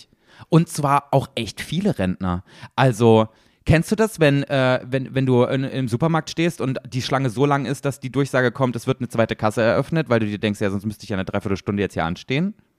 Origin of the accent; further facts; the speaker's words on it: Germany; für uns als Deutsche